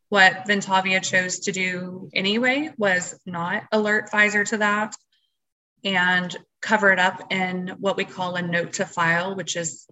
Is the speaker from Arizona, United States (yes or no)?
no; Texas, United States; I'm from Texas